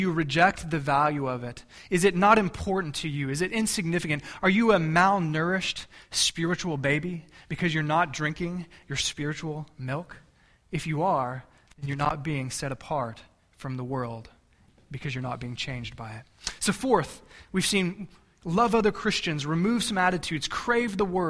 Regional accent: Texas, United States; moved away; I'm from Texas

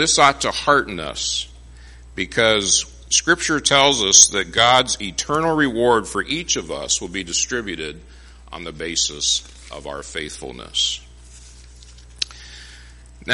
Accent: Phoenix, Arizona, United States; moved away; I grew up in Phoenix

